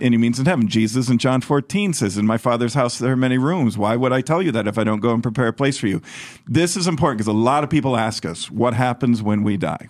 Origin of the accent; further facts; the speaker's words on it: United States; as an American